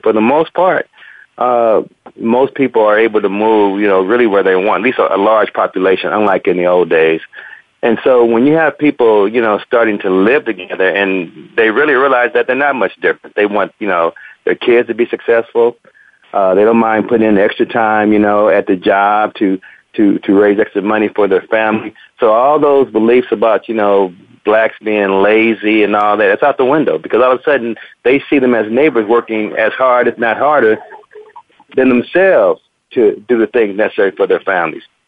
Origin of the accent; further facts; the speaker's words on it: Compton, California, United States; also born or lived in Gardena; growing up in Compton had to always be aware of my environment